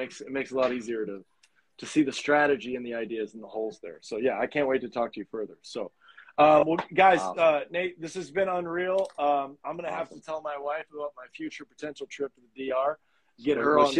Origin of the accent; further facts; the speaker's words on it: Fort Walton Beach, Florida, United States; I'm from Fort Walton Beach, Florida.